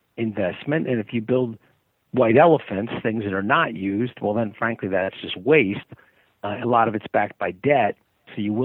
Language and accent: English; United States; as an American